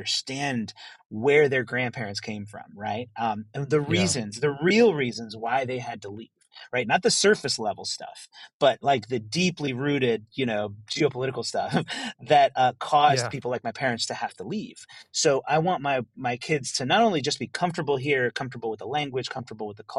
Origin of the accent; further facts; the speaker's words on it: rural Maryland, United States; moved away as an adult; also born or lived in New York; now in El Salvador; When I was growing up in America, in rural Maryland, you know, in the 1980s and 1990s